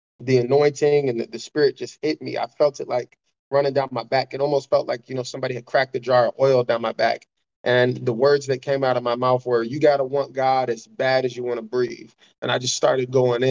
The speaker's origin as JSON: {"language": "English", "town": "Chicago", "region": "Illinois", "country": "United States", "tie": "born or raised there", "said": "I grew up in Chicago poor"}